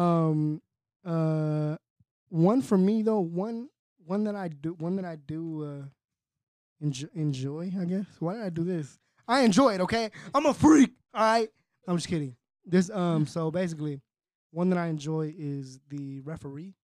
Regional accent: Fontana, California, United States; also born or lived in Cali, Colombia; I grew up in Southridge

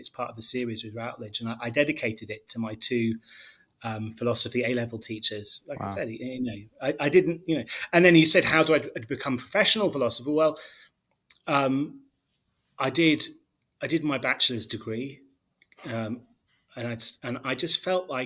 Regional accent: Leicester, East Midlands, United Kingdom; moved away as an adult; also born or lived in United States; now in Haifa, Israel; I was born and raised in England

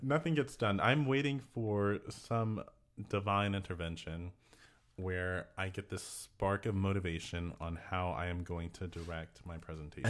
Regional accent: Texas, United States; we're from Texas

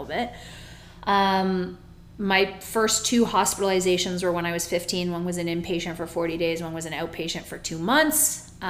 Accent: Toronto, Ontario, Canada; moved away as an adult; now in Florida, United States; I come from Toronto, Ontario. Born and raised

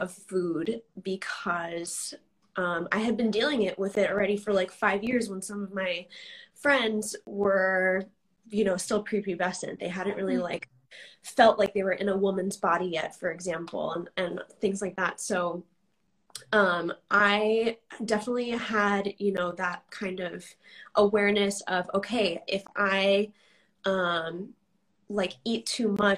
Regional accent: New York, United States; also born or lived in New Jersey / Tulsa; now in Washington, D.C., United States; I am originally from New York

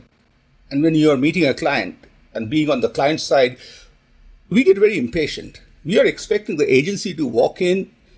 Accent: India; Yeah, I grew up in India

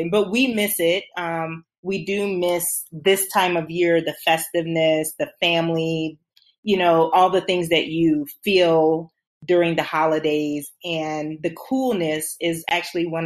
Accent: South Carolina, United States; also born or lived in Germany / Netherlands; So um, I am from South Carolina. I'm a military brat, so I did have some time growing up a bit in um, Germany and the Netherlands as a child.

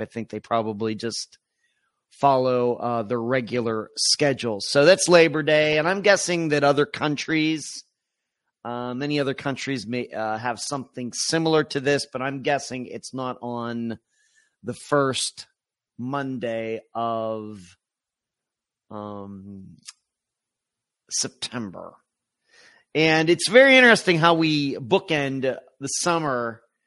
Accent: Pennsylvania, United States; now in Florida, United States; I grew up in Pennsylvania

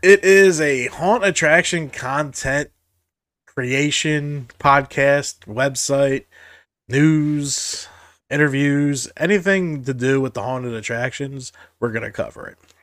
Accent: Jersey Shore, New Jersey, United States; I grew up on the Jersey Shore

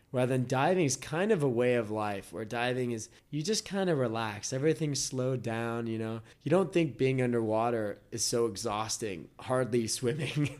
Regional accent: United States; moved away as an adult; also born or lived in Australia; now in Thailand; at least Americans, because we have limitations on how long we can stay

